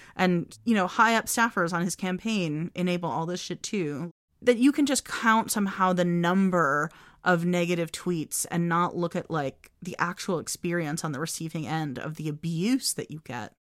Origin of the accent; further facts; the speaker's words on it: United States; as an American